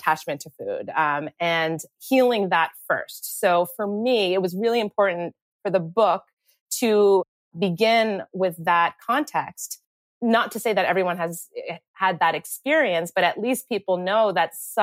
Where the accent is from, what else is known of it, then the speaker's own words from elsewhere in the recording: United States; we grew up right outside New York City